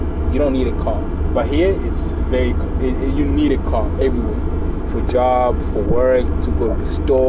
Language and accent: English; Tanzania; also born or lived in Democratic Republic of the Congo; now in Kansas City, United States; For me, I was born in Tanzania.